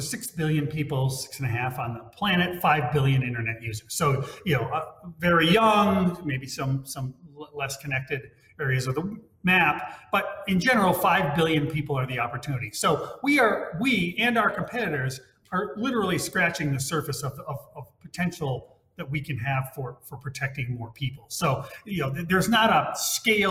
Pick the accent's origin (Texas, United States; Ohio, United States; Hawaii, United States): Hawaii, United States; moved away; my home state behind me is Hawaii